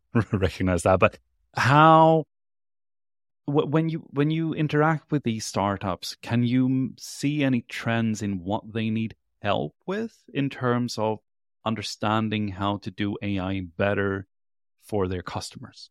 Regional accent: Sweden; moved away as an adult; also born or lived in California; I am from Sweden

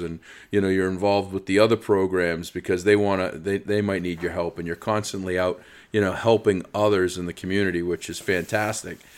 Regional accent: Easton, United States; I'm actually in my hometown of Easton

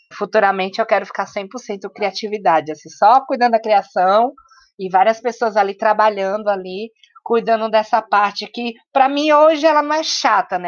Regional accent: Salvador, Bahia, Brazil; now in São Paulo, Brazil; eu venho né, de Salvador, então eu, vim, eu venho dessa cidade preta. E quando eu cheguei em São Paulo

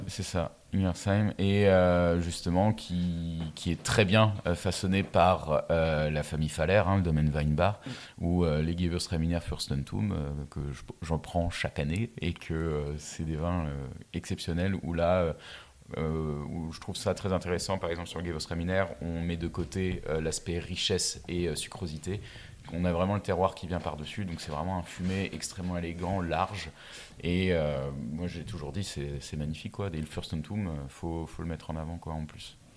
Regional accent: Mulhouse, Grand Est, France; je viens de Mulhouse, là où il n'y a pas de vigne

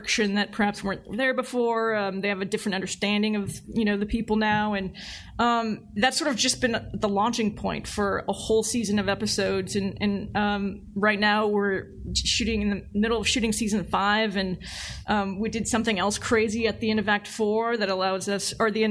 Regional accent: San Francisco Bay Area, California, United States; I grew up in the Bay Area

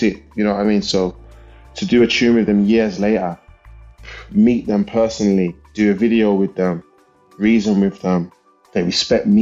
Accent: Birmingham, West Midlands, United Kingdom; when I was a little boy growing up in Perry Bar in Birmingham.

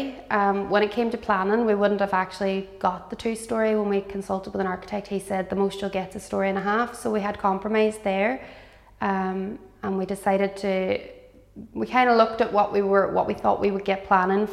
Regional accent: Derry, Northern Ireland, United Kingdom; I'm from Derry City myself

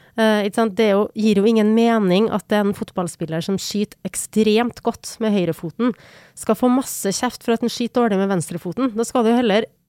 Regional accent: Trondheim, Trøndelag, Norway; den stoltheten som han bidro til at vi hadde som, som trøndere

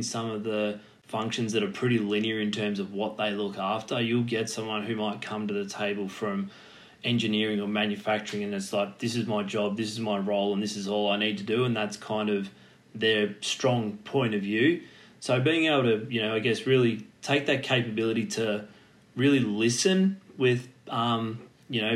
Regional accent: Torquay, Victoria, Australia; growing up in Torquay back down on the Surf Coast

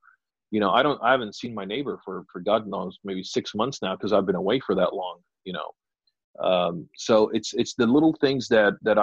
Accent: United Kingdom; us being British

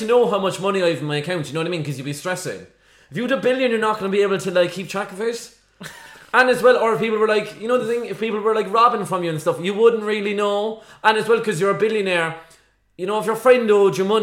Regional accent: Ireland; as Irish people

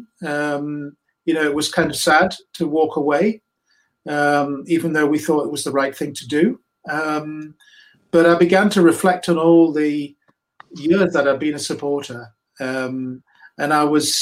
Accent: Newcastle upon Tyne, North East England, United Kingdom; moved away as an adult; also born or lived in London; now in Newcastle upon Tyne, United Kingdom; I grew up in Newcastle

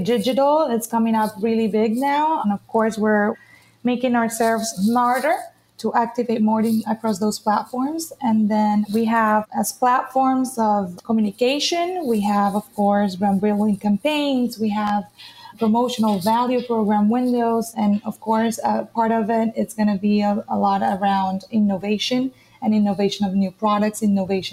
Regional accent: Cartagena, Bolívar, Colombia; now in Miami, United States; I'm currently based in Miami, but I'm right now in Colombia in my hometown, Cartagena.

